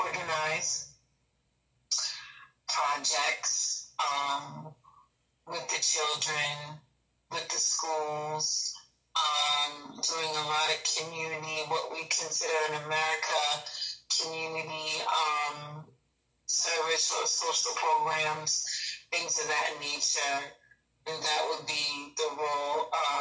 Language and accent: English; Boston, Massachusetts, United States; moved away as an adult; now in Cameroon; I was originally born in Boston, Massachusetts. Okay. And particularly Roxbury